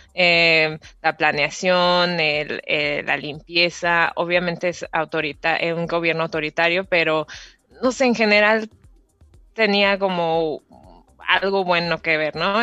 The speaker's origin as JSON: {"language": "Spanish", "region": "Querétaro", "country": "Mexico", "moved": "as an adult", "lives_now": "Singapore", "said": "soy queretana de corazón y Querétaro, México. Y Vivo en Singapur hace dos años y medio."}